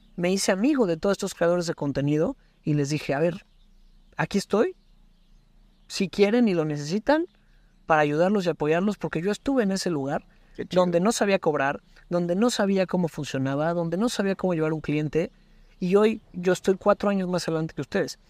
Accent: Puebla, Mexico; como poblano, como local, dijeras, quiero hacer algo diferente en mi estado, en mi ciudad

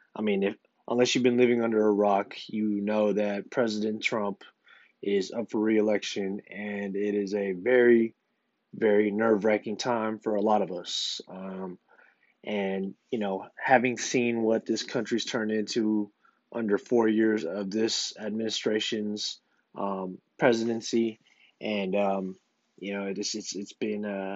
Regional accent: United States; as the American people

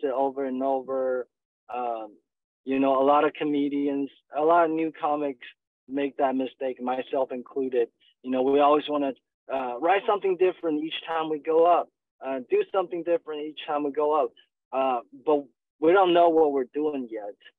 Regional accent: China; moved away as an adult; also born or lived in Northwest China / southern China / Montgomery, Alabama / Atlanta; now in Dallas, United States; I was born and raised in China

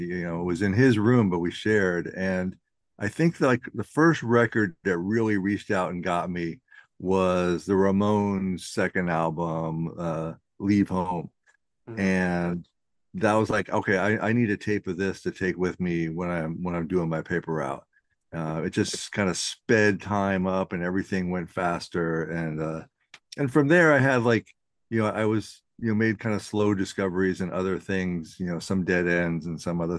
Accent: Virginia, United States; also born or lived in New York; Actually, I come from a Navy family. So I was born in New York and moved all around the East Coast. I spent a lot of time in Virginia. I went to high school in Northern Virginia.

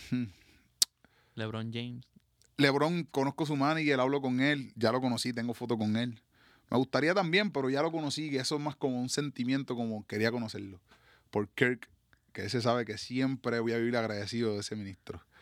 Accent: Patillas, Puerto Rico; que voy a imaginarme yo que vengo de Patilla, del campo, por allá

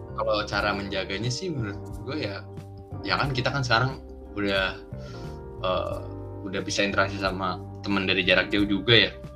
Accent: Jakarta, Indonesia; gue Betawi asli

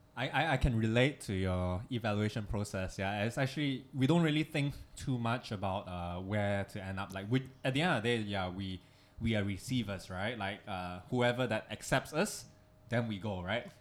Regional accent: Malaysia; also born or lived in Singapore; now in Hong Kong; us being Malaysians

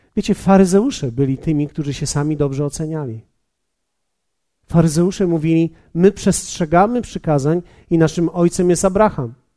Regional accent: Poland; Polacy, my jesteśmy tacy dobrzy ludzie

